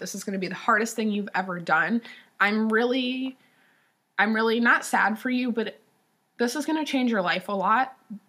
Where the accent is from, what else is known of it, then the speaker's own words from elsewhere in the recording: Ohio, United States; I grew up in Ohio.